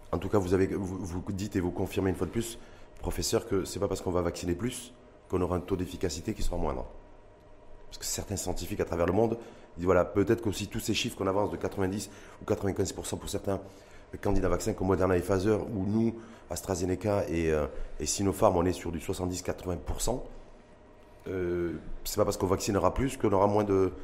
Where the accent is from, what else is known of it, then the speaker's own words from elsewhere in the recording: Morocco; chez nous, au Maroc